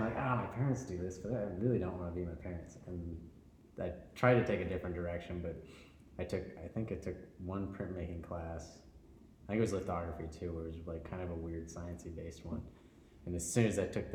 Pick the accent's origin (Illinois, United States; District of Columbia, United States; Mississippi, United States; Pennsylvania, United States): Illinois, United States; now in Twin Cities, United States; So, I grew up in Illinois, and it wasn't the biggest town, but it also had a university